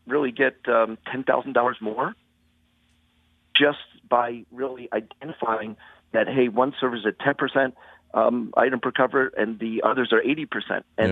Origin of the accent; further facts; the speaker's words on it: Haddonfield, New Jersey, United States; I'm from Haddonfield, New Jersey, you know, which is just a neighboring town